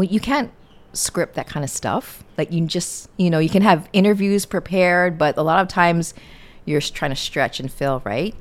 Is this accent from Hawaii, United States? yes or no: yes; Hawaii, United States; moved away as an adult; also born or lived in Seattle, Washington / Bozeman, Montana / Las Vegas, Nevada; I'm from Hawaii